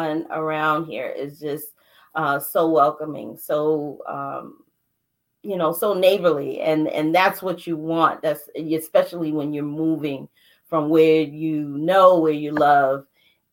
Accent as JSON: {"language": "English", "town": "New York City", "region": "New York", "country": "United States", "tie": "born or raised there", "moved": "yes", "lives_now": "District Heights, United States", "said": "I'm originally from Brooklyn, New York. I now reside in District Heights, Maryland"}